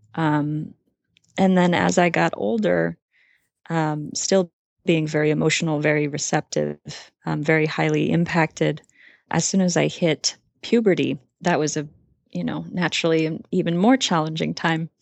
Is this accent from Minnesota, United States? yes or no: no; Hawaii, United States; I grew up in Hawaii and I have a twin sister